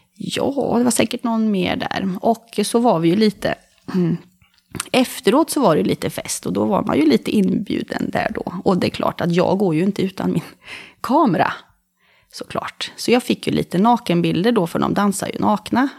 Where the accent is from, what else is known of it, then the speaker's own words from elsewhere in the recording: Karlskoga, Örebro County, Sweden; moved away as an adult; now in Bohuslän, Sweden; jag är från Karlskoga. Där jag har kvar min mamma och några, två av mina syskon.